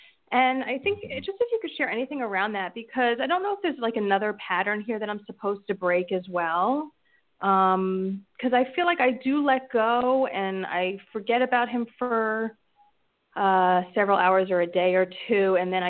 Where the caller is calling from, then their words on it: New Jersey, United States; from New Jersey.